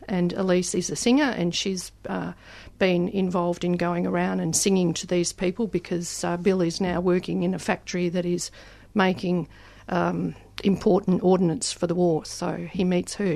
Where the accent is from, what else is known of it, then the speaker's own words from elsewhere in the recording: the Mallee, Victoria, Australia; also born or lived in Melbourne; I was actually born in Melbourne, but spent my childhood years in the Mallee, so I know it very well.